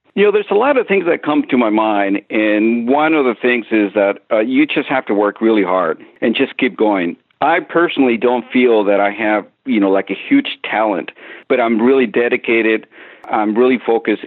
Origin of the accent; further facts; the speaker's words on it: Mexico; I grew up in Mexico